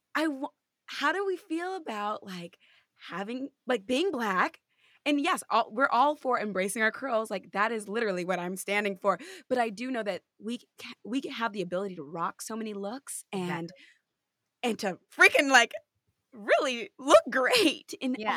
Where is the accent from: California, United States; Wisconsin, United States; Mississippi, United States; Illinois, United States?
California, United States; now in New York, United States; I'm from California